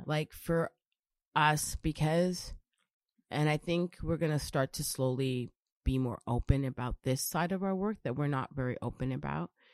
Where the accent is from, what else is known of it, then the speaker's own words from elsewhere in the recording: Brampton, Ontario, Canada; I was born and raised in Brampton